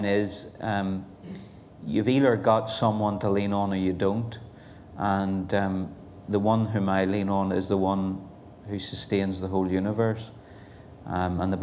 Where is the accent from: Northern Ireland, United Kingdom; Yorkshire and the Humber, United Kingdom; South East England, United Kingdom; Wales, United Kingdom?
Northern Ireland, United Kingdom; Belfast; now in Portadown, United Kingdom; I'm originally born and bred in Belfast, East in particular. And so that's where I come from, and now living in Portadown, County Armagh